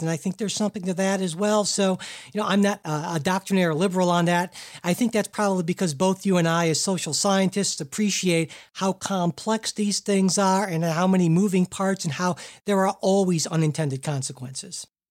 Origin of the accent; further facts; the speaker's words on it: Cleveland, Ohio, United States; from Cleveland, Ohio, my hometown